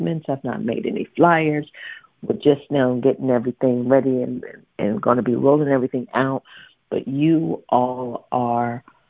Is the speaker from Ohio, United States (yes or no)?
yes; Dayton, Ohio, United States; moved away; I'm from Dayton, Ohio